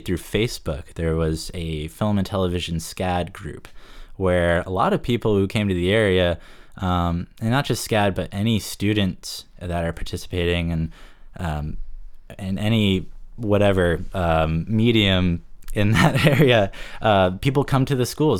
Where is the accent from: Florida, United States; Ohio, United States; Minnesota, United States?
Florida, United States; Fort Lauderdale; moved away as an adult; also born or lived in Savannah, Georgia; now in Rockland, United States; I'm actually from South Florida. I was born in Fort Lauderdale, spent most of my life on Lauderdale by the Sea